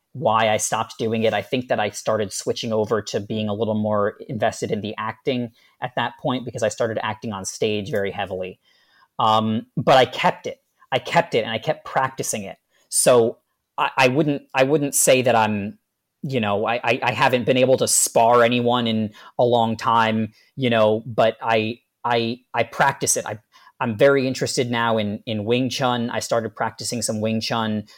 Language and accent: English; New Jersey, United States; I'm right up in North Jersey